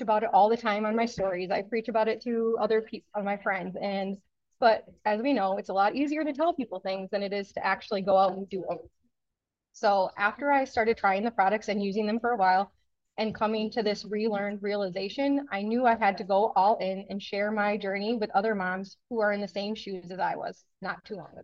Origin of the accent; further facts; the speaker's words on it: Wisconsin, United States; I'm from Wisconsin